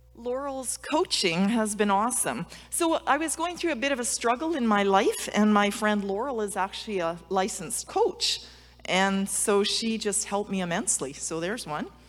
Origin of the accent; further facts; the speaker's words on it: Alberta, Canada; I'm from Alberta, snow shoveling and cross country skiing